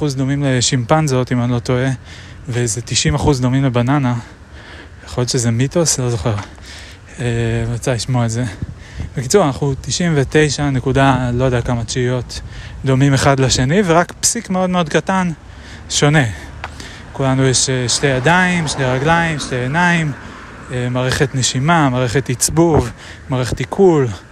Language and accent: Hebrew; Israel; אני גדלתי בכפר